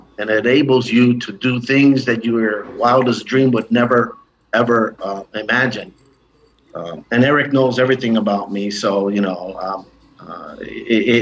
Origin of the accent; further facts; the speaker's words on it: Chicago, Illinois, United States; also born or lived in Puerto Rico; I was raised here in Chicago. I was born in Puerto Rico.